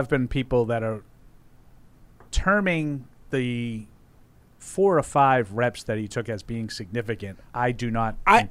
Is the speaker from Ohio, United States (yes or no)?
no; Boston, Massachusetts, United States; accent: Boston; I think you can tell that I'm from Boston.